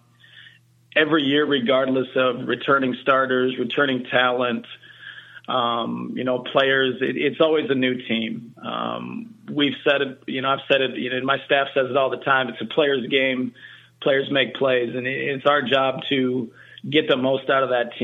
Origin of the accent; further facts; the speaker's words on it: South Dakota, United States; moved away; I'm a Midwestern guy. I grew up in South Dakota